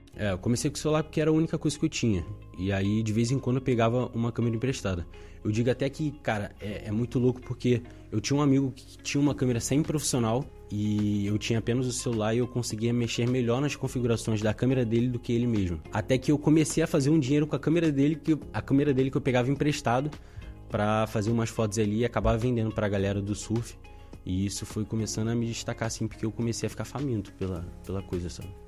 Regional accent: Rio de Janeiro, Brazil; also born or lived in Ilha do Governador / Padre Miguel / Inhaúma / Madureira; eu rodei o Rio de Janeiro inteiro, assim, até chegar no lugar onde eu passei mais tempo da minha vida. Então eu nasci na, na Ilha do Governador

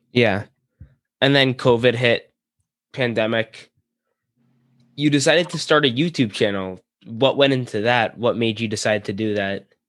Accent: New York, United States; I'm from New York. I'm a Ranger fan

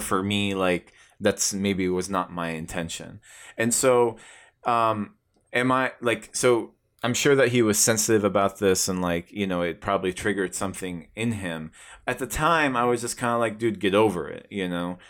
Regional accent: Tucson, Arizona, United States; born or raised there

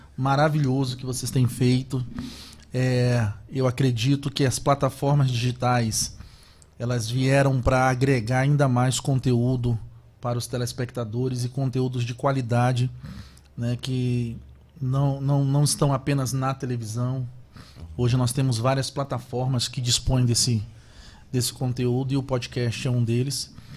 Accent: Belém, Pará, Brazil; accent: paraense; moved away as an adult; also born or lived in Macapá / São Paulo / Salvador / Itabuna; Eu sou natural de Belém do Pará

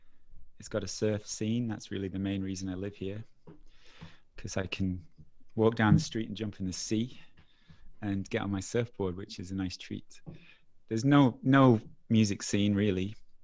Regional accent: Preston, North West England, United Kingdom; moved away as an adult; I was in Preston till I was 19.

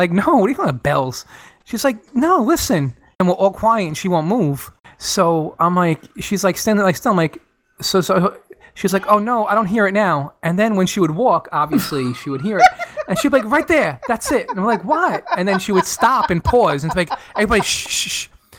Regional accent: Jamaica; I'm from Jamaica, actually

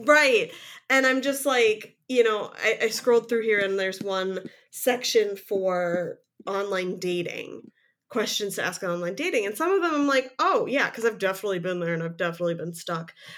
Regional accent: Midwest, United States; I'm a Midwesterner

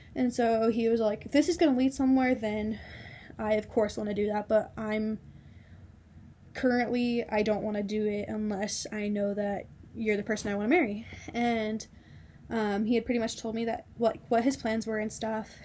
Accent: New Mexico, United States; moved away; I'm originally from New Mexico

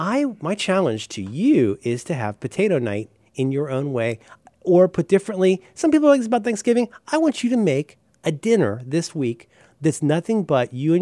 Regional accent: Ohio, United States; I'm American. I'm from Ohio.

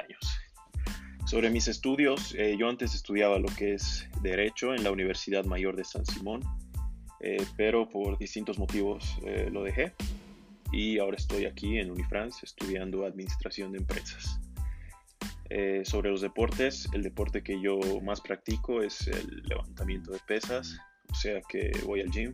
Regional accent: Cochabamba, Bolivia; soy del departamento de Cochabamba

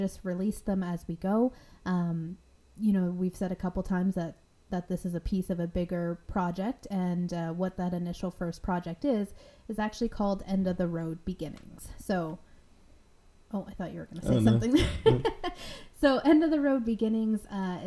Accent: Ontario, Canada; moved away as an adult; also born or lived in Nova Scotia; I'm from Ontario

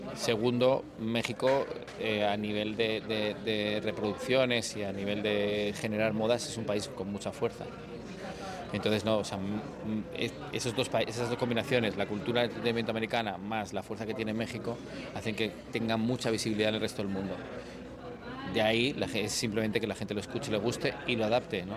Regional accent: Spain; moved away as an adult; now in Miami, United States; siendo español

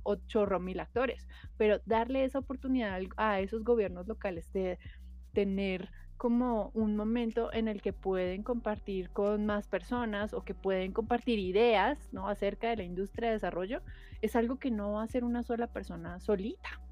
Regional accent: Colombia

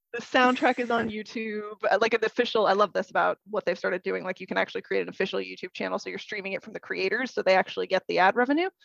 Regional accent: Idaho, United States; also born or lived in West Coast / Portland, Oregon; now in London, United Kingdom; I am originally from Idaho. I was born and raised in Idaho but I have lived up and down the West Coast

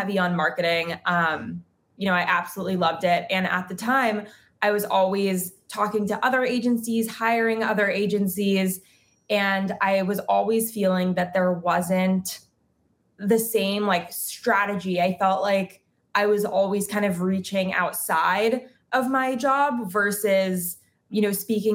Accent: New York City, New York, United States; moved away as an adult; now in Los Angeles, United States; I grew up in New York City and I was there pretty much my whole life until 3.5 years ago when I moved to Los Angeles.

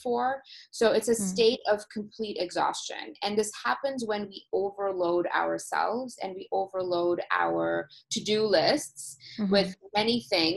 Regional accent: Toronto, Ontario, Canada; I'm originally from Toronto

